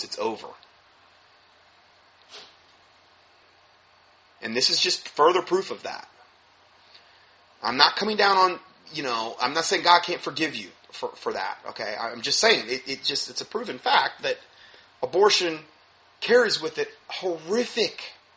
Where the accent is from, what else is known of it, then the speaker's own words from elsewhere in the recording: Fort Myers, Florida, United States; moved away; my hometown in Fort Myers